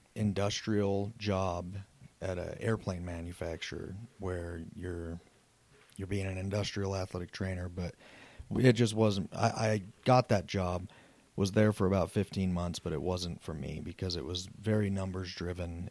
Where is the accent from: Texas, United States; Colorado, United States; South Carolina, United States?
Colorado, United States; Southeast Wyoming, Northwest; moved away as an adult; I'm originally from Southeast Wyoming, Northwest Colorado, played sports all my life